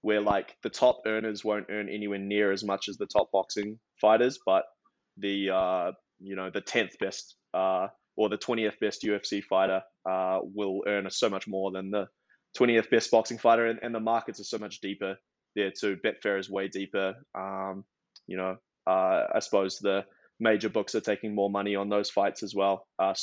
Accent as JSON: {"language": "English", "country": "New Zealand", "tie": "born or raised there", "also_born_or_lived": "Australia", "moved": "yes", "lives_now": "United States", "said": "I now live in America, but originally from New Zealand by way of Australia."}